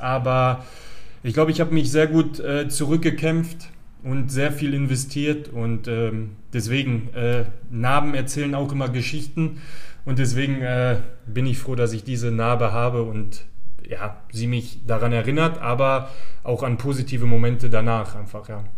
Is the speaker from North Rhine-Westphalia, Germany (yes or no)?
yes; Gladbeck, North Rhine-Westphalia, Germany; Also ich bin in Gladbeck geboren, also äh, Schlussfolgerung war natürlich, dass ich auch in Gladbeck angefangen habe, Fußball zu spielen.